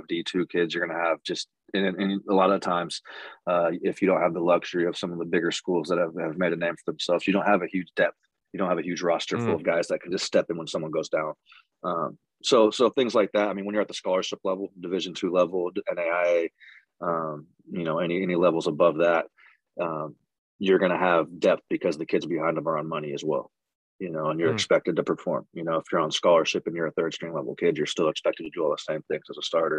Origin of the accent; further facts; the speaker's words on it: Chico, California, United States; also born or lived in Texas; I'm from Chico originally, from Chico, California. Played at Pleasant Valley High School in high school